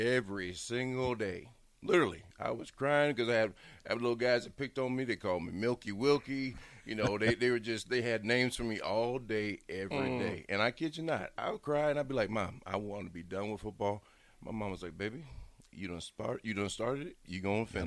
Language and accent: English; Bellevue, Nebraska, United States; also born or lived in Lincoln, Nebraska; I grew up in Bellevue since I was in the first grade.